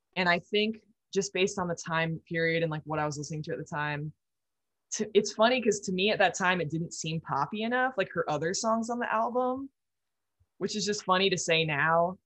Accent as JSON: {"language": "English", "region": "Midwest", "country": "United States", "tie": "born or raised there", "said": "growing up in the Midwest, it's like you have to drive so much"}